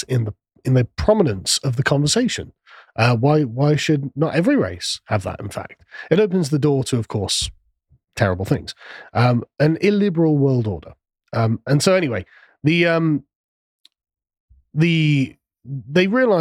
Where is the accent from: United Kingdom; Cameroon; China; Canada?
United Kingdom; England; I'm from England